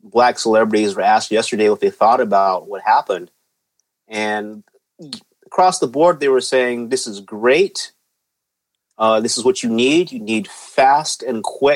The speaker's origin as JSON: {"language": "English", "region": "Deep East Texas", "country": "United States", "tie": "born or raised there", "said": "I grew up in Deep East Texas"}